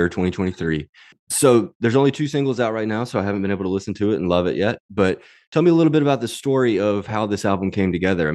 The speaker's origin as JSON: {"language": "English", "region": "Mississippi", "country": "United States", "tie": "born or raised there", "said": "I grew up in Mississippi"}